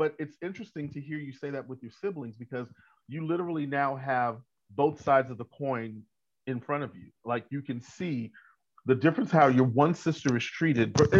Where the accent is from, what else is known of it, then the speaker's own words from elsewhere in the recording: New York, United States; I was born in New York in the 60s